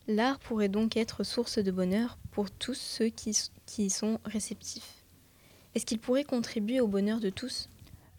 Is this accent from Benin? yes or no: no; Egypt; now in Paris, France; je retourne souvent dans mon pays d'origine, l'Égypte